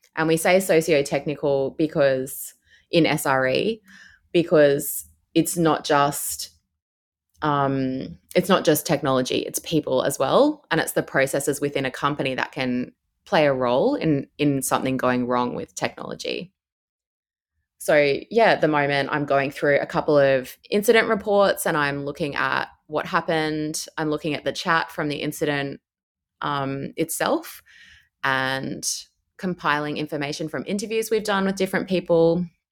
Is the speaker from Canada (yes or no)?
no; Brisbane, Queensland, Australia; moved away as an adult; now in Melbourne, Australia; I'm from Brisbane originally